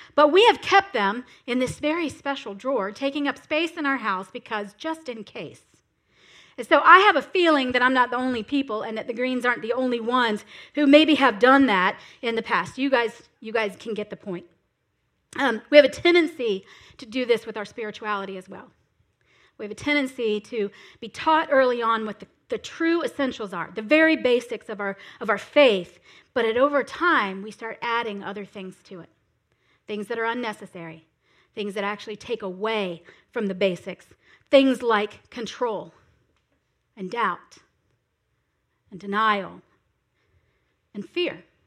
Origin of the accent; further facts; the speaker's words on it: South Florida, United States; I am from South Florida. That's where I was raised